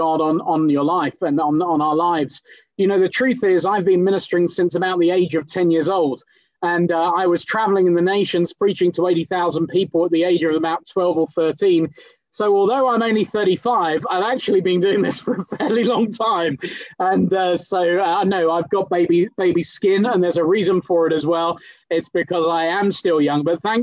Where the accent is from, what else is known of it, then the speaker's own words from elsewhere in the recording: England, United Kingdom; now in London, United Kingdom; I might be British, but I'm the son of a Kenyan preacher